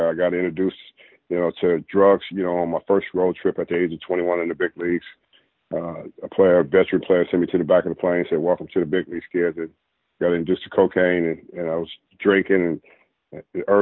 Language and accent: English; Los Angeles, California, United States; I grew up in Los Angeles, California